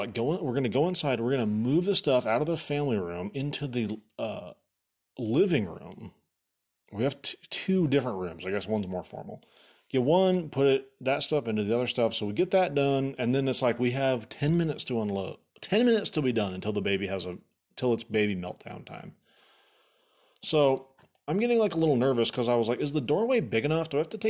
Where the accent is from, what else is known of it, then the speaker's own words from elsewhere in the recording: Egypt; dude, I'm from Egypt. Obviously, if you knew anything, look at my skin. It's totally golden tan. My dad's from Cairo. My mom's from Alexandria.